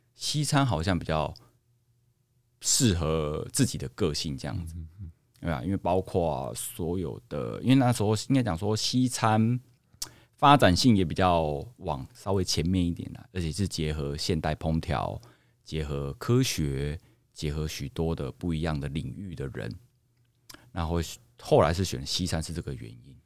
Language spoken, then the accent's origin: Chinese; Tainan, Taiwan; 其实因为我是来自于我们一个台湾号称全糖的国度，府城台南